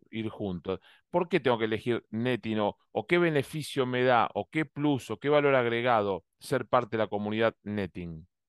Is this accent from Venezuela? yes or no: no; Argentina; now in Miami, United States; como decimos en Argentina, en mi país